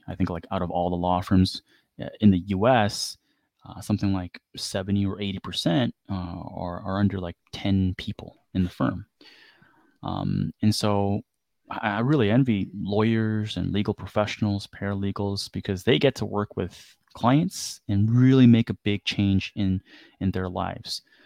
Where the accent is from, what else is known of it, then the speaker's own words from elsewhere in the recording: Canada; growing up in Canada